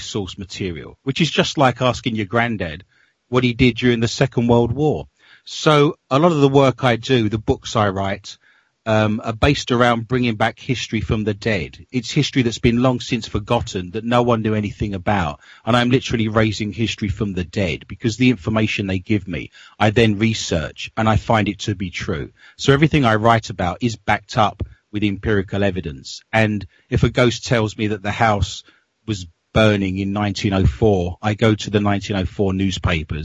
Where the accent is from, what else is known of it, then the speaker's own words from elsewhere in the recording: London, United Kingdom; moved away as an adult; now in Minnesota, United States; I grew up in London, and all of my family, I've traced my family tree back as a historian to 1580, and they're still living in London